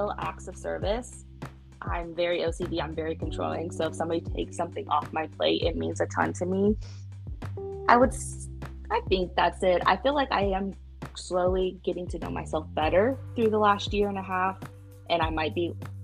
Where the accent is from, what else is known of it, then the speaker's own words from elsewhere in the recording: Midwest, United States; we're from the Midwest